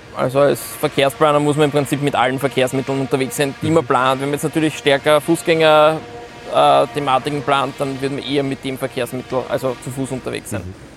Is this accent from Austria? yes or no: yes; Vienna, Austria; bin gebürtiger Wiener